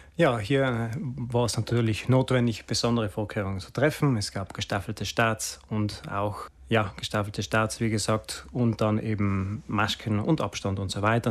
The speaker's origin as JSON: {"language": "German", "town": "Sexten", "region": "Trentino-Alto Adige", "country": "Italy", "tie": "born or raised there", "said": "ist meine Heimatgemeinde"}